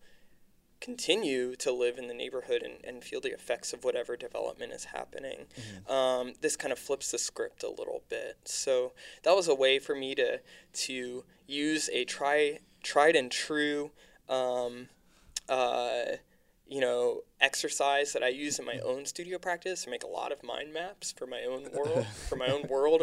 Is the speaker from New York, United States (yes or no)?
no; Lancaster, Pennsylvania, United States; now in Philadelphia, United States; I was artist working on a public art project in my hometown of Lancaster, Pennsylvania.